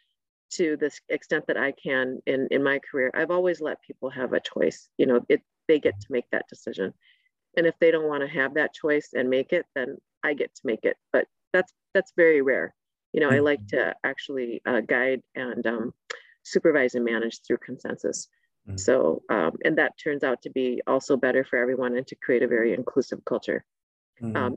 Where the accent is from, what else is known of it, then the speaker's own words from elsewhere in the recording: Saint Paul, Minnesota, United States; being a Hmong girl growing up in St. Paul in the 80s